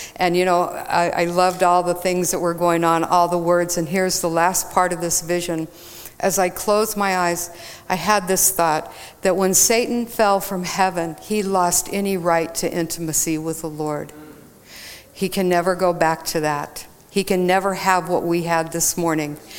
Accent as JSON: {"language": "English", "region": "Texas", "country": "United States", "tie": "born or raised there", "said": "I grew up in Texas"}